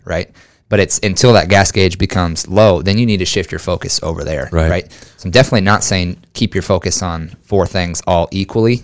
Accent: Jefferson, Iowa, United States; born and raised Jefferson, Iowa

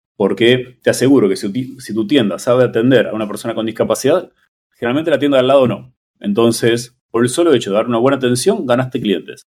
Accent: Buenos Aires, Argentina; moved away; also born or lived in Mexico City; soy de Buenos Aires, donde no hay temblores

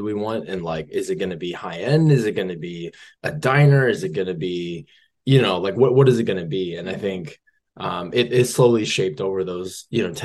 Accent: Boston, Massachusetts, United States; I was born and raised in Boston.

